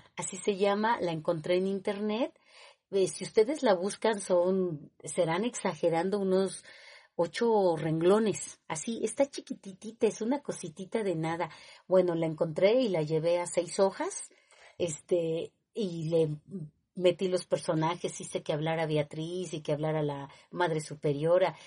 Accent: Mexico City, Mexico; yo nací en Tlatelolco

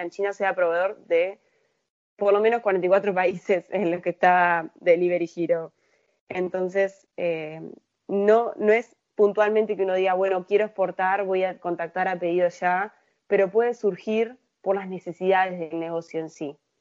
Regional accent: Uruguay; como uruguaya yo me crié, viví toda mi vida acá

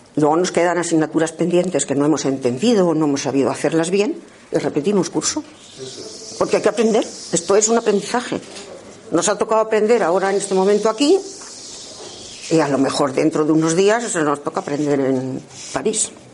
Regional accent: Castile and León, Spain; nací en un pueblo pequeñito de la provincia de Ávila

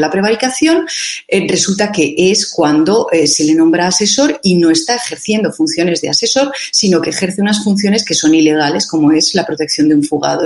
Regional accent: Catalonia, Spain; Nosotros aquí, los catalanes que vivimos en Cataluña y que somos eh, también españoles

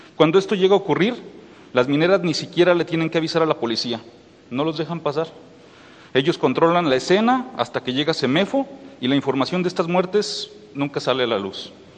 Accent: Mexico; como mexicano

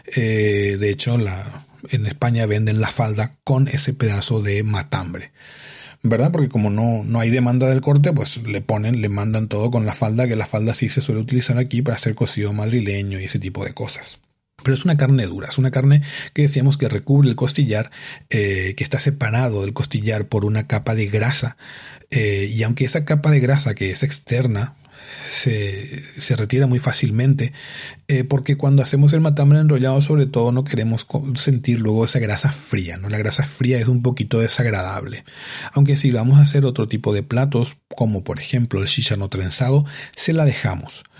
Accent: Paraguay; moved away as an adult; yo soy de Paraguay, que viví hasta los 25 años, 24, 25 años en Paraguay de forma constante

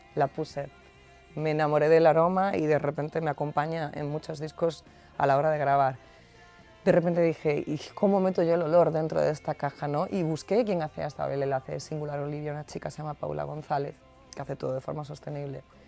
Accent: Andalusia, Spain; ese brío que, que, es también muy característico de mi tierra, ¿no? De gente que canta copla, de gente que canta el rock andaluz

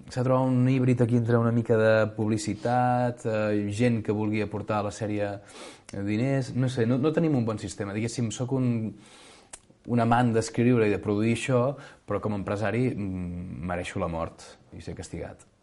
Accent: Catalonia, Spain; més com que som catalans, auto, donar-se autobombo

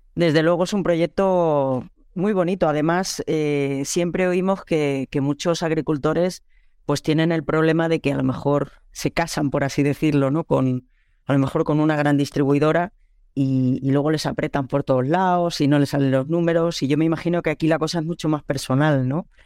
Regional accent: Catalonia, Spain; moved away as an adult; also born or lived in Lleida; now in France; como buena catalana

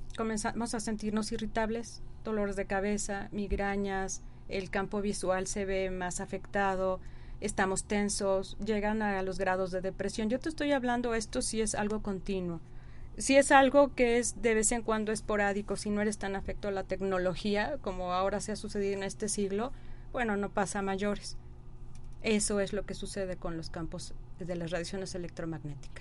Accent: Mexico City, Mexico; soy nacida del DF

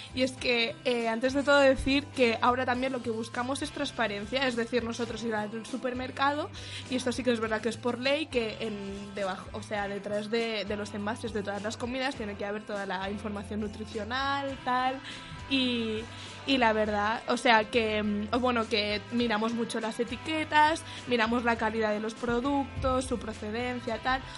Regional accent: Mallorca, Balearic Islands, Spain; moved away as an adult; now in Madrid, Spain; yo soy de Mallorca

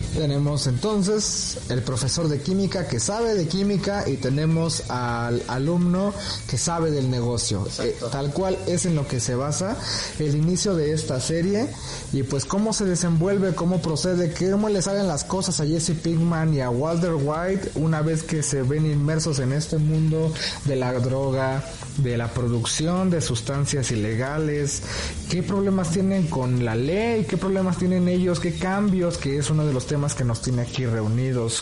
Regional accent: Mexico; also born or lived in Mexico City; nosotros como mexicanos

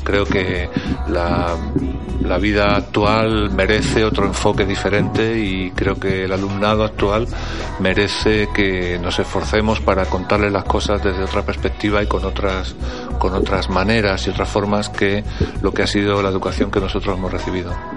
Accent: Spain; moved away as an adult; now in Strasbourg, France; yo soy un profesor español

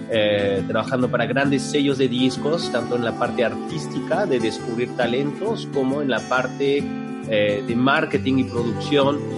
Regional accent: France; moved away as an adult; also born or lived in Santiago, Chile; Yo nací en Santiago, en Chile, eh, crecí en Francia, llegué a Francia cuando tenía tres años de edad eh, y, he vivido ahí hasta los 23.

